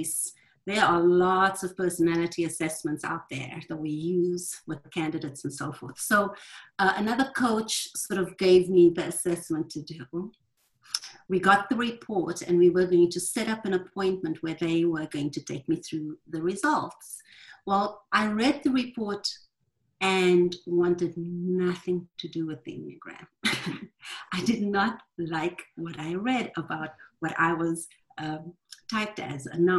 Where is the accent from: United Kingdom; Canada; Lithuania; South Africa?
South Africa; now in Louisville, United States; I'm calling in from Louisville, Kentucky. I'm originally from South Africa, but I'm calling Louisville home now.